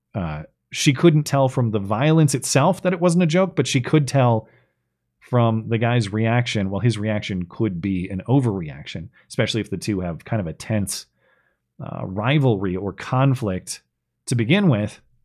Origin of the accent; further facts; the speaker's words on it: Bozeman, Montana, United States; right here in my hometown of Bozeman, Montana